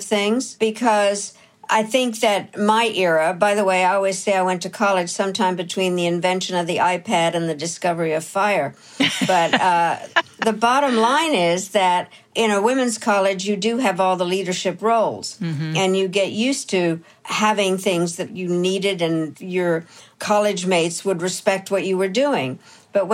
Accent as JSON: {"language": "English", "country": "United States", "said": "So Canada, Philippines, Kazakhstan, Trinidad, Tobago, Jamaica, and Liechtenstein, and me. Being the American, I created a caucus"}